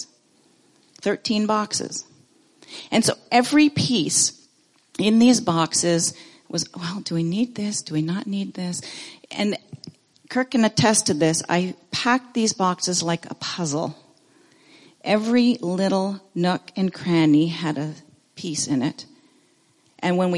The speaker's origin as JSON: {"language": "English", "country": "Canada", "tie": "born or raised there", "also_born_or_lived": "Ontario / British Columbia / Nairobi, Kenya", "moved": "as an adult", "lives_now": "Abbotsford, Canada", "said": "growing up in Ontario or in BC"}